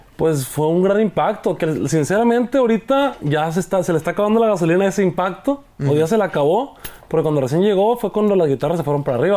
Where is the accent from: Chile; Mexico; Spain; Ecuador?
Mexico; Angostura, Sinaloa; somos de ahí de Chinitos Angostura